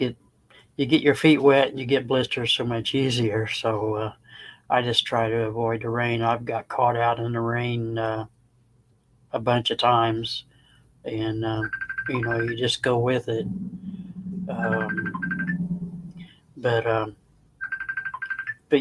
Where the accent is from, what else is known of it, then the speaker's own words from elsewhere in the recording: Indiana, United States; moved away as an adult; now in Crossville, United States; I'm originally from Indiana.